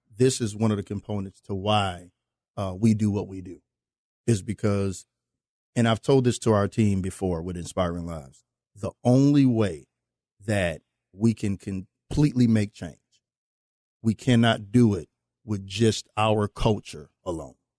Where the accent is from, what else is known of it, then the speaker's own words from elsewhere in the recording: New Orleans, Louisiana, United States; those of us that are from New Orleans